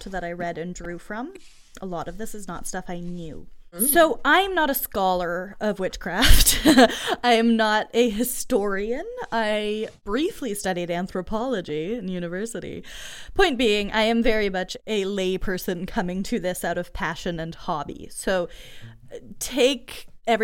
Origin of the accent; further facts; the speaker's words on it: Massachusetts, United States; also born or lived in rural Ontario, Canada; So before I grew up in Massachusetts, I lived in rural Ontario outside of Ottawa. And that was really where my country kid upbringing was.